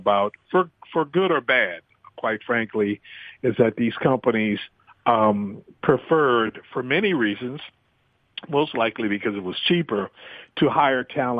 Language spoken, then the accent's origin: English; New Orleans, Louisiana, United States; born or raised there